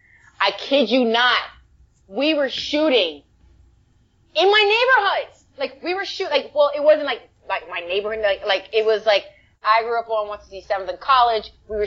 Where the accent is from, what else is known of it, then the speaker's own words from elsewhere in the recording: New York, United States; now in Los Angeles, United States; I'm from the Bronx, but I live in LA. And I've been living in LA for like 15 years. And I still say that. Well, I'm from New York, but I live in LA.